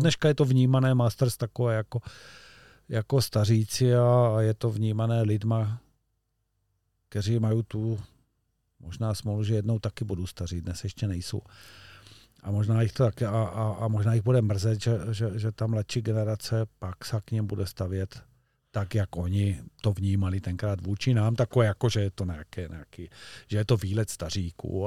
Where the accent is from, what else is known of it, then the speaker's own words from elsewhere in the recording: Czechia; also born or lived in Olšava river area (lives by it); my jsme Češi